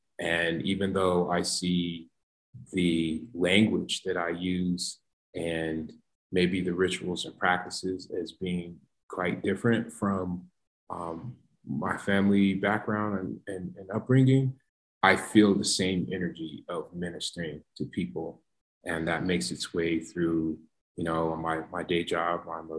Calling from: Colorado, United States; I am speaking from Colorado, ancestral lands of the Ute, Arapaho, Cheyenne, the Apache, some folks say

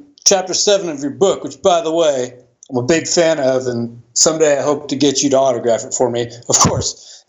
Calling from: Florida, United States; I'm calling in from Central Florida.

